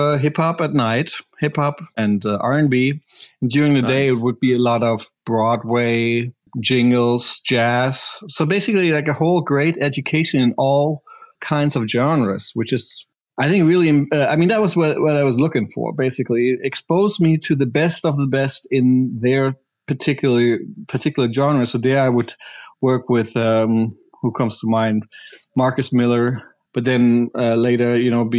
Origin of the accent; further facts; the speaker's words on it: Berlin, Germany; English is a second language; moved away as an adult; also born or lived in New York; now in Los Angeles, United States; I'm German. That's why I sound funny. No, I grew up in Berlin in the 90s